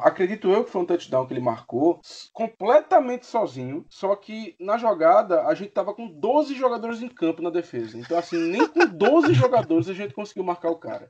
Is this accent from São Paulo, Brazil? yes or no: no; Recife, Pernambuco, Brazil; eu sou de Recife